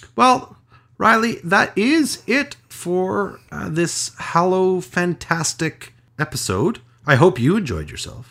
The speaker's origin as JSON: {"language": "English", "country": "Canada", "said": "I'm Canadian"}